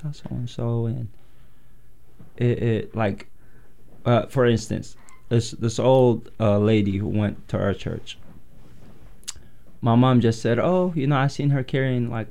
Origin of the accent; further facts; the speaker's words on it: Yemen; now in Portland, United States; growing up in Yemen